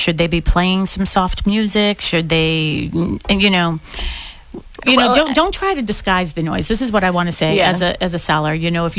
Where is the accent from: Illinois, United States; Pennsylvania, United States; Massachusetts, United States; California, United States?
Massachusetts, United States; Boston; I grew up on Dorchester Ave, like right near Columbia Road, like Columbia and Dorchester Ave. Like it was a busy street, right?